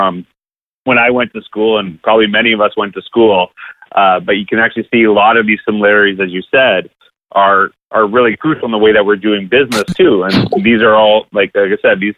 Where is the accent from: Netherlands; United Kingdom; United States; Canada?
Canada; I'm from Canada